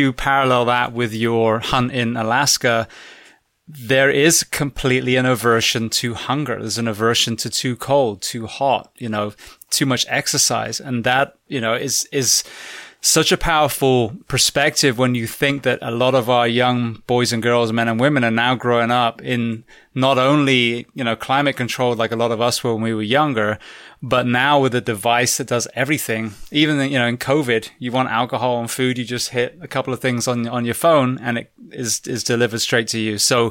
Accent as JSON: {"language": "English", "region": "England", "country": "United Kingdom", "also_born_or_lived": "Florida / California", "moved": "yes", "lives_now": "United States", "said": "I'm originally from England, so I'm not, you know, conditioned for the heat"}